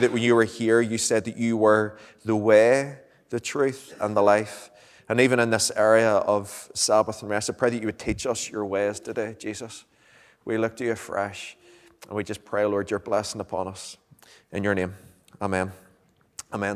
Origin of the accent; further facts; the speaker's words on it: Lurgan, Northern Ireland, United Kingdom; moved away as an adult; now in Moira, United Kingdom; I'm from, well, I'm traditionally from Lurgan.